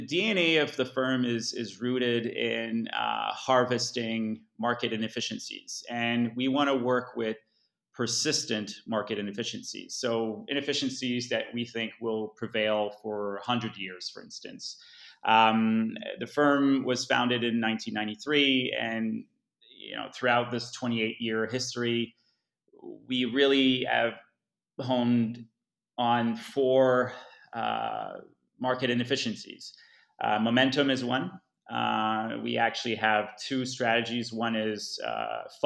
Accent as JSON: {"language": "English", "town": "Montreal", "region": "Quebec", "country": "Canada", "also_born_or_lived": "Asia", "said": "I'm Canadian from Montreal."}